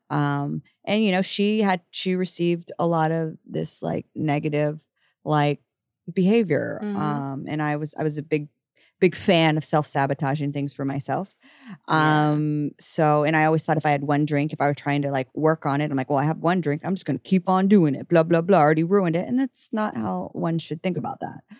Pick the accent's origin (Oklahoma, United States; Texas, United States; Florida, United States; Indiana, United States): Texas, United States; Dallas; moved away as an adult; also born or lived in Kansas; now in New York City, United States; I'm from Dallas.